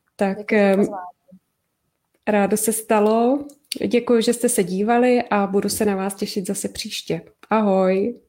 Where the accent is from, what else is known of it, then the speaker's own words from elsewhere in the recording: Prague, Czechia; my jsme taky z Prahy